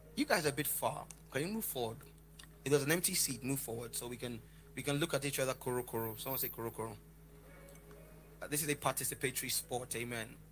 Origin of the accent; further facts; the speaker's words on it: Lagos, Nigeria; I grew up around the corner from a place in Lagos called Oshodi.